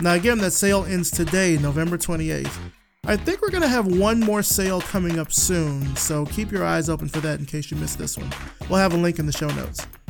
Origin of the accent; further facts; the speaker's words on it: Alabama, United States; I'm from Alabama